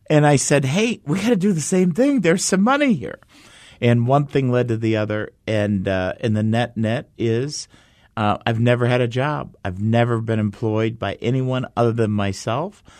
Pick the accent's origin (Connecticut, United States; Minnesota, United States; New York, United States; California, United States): Minnesota, United States; Minneapolis; moved away as an adult; also born or lived in Arizona; Growing up in Minneapolis